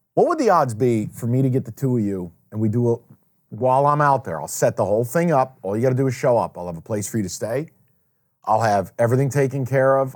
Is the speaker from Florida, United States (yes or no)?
no; Saratoga Springs, New York, United States; now in Detroit, United States; I go home, when I go home to Saratoga